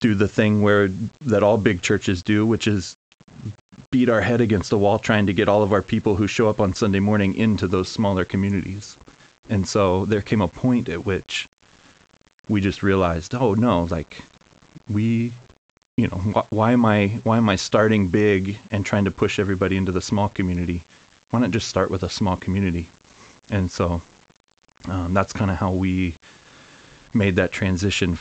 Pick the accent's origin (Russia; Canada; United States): United States; Northern Kentucky; I grew up in Northern Kentucky, been here my whole life